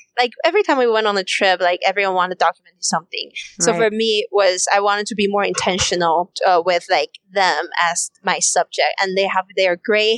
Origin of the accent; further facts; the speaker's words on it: China; moved away; there is a big rooted culture of respect your elders in where I grew up in China